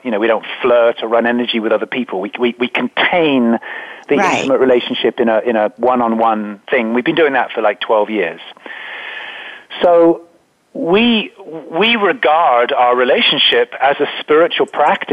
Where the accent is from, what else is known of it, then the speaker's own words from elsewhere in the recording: England, United Kingdom; I was brought up in England